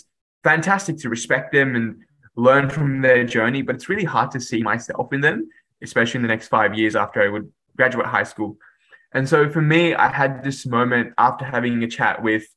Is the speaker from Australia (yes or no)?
yes; Sydney, New South Wales, Australia; English is a second language; also born or lived in Dhaka, Bangladesh; my schooling and upbringing was in Western Sydney